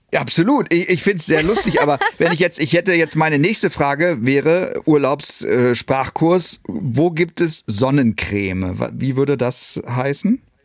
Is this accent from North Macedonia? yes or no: no; Northern Germany, Germany; bei uns im Norden